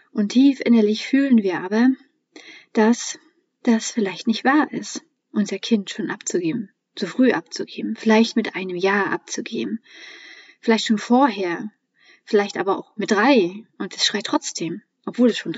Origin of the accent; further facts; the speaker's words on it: Mecklenburg-Vorpommern, Germany; Ich bin ja in Mecklenburg-Vorpommern groß geworden und ähm, auch noch Ende der DDR-Zeiten geboren.